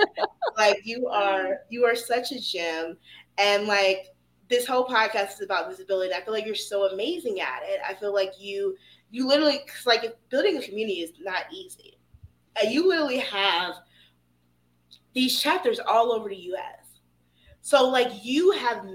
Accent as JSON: {"language": "English", "town": "Atlanta", "region": "Georgia", "country": "United States", "said": "I'm from Atlanta"}